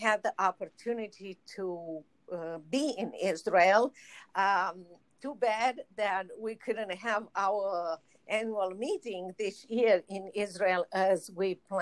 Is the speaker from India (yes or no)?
no; Romania; moved away as an adult; now in United States; I was in Romania